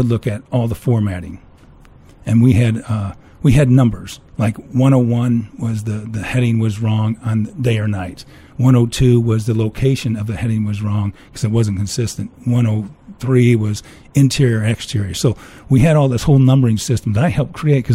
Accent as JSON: {"language": "English", "town": "Chicago", "region": "Illinois", "country": "United States", "moved": "yes", "lives_now": "Scottsdale, United States", "said": "I'm from Chicagoland."}